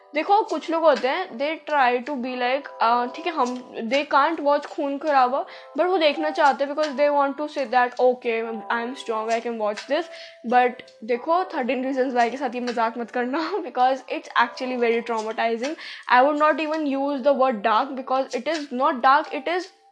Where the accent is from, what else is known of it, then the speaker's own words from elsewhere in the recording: India; accent: Indian; मेरा कोई एक्सेंट है भी नहीं भाई एकदम इंडियन एक्सेंट है